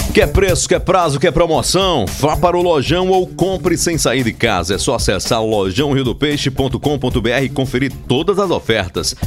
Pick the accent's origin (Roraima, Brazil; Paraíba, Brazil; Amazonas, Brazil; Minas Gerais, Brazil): Paraíba, Brazil; Marizópolis; also born or lived in Sousa, Paraíba; Eu que sou natural de Souza, nasci em Souza, posteriormente criado e muito bem criado em Marisópolis